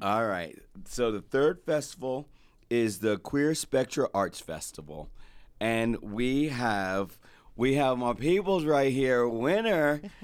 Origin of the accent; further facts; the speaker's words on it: Edison, New Jersey, United States; moved away; I'm from Edison, New Jersey